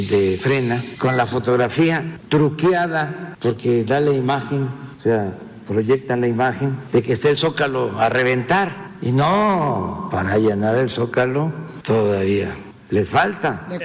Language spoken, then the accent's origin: Spanish; Mexico; Nosotros no somos chairo, no somos fifís, no somos chuflanos, somos mexicanos